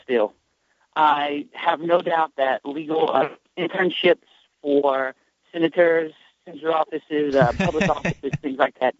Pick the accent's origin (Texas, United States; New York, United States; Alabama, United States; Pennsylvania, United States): Alabama, United States; just because I'm from Alabama.